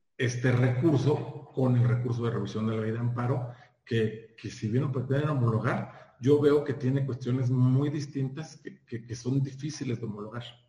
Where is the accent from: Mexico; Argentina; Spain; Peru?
Mexico; Durango; moved away; yo llegué de Durango, se de Durango, ya aquí en el, año 2000